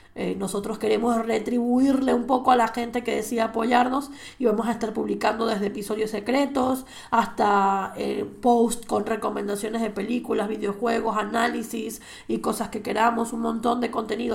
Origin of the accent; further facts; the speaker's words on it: Venezuela; moved away as an adult; now in Spain; yo soy española además de ser venezolana